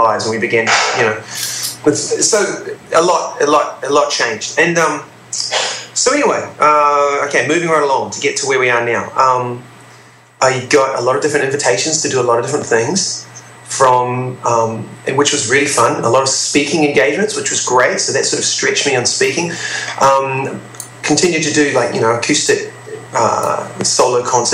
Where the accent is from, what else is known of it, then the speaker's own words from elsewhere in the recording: New Zealand; I'm from New Zealand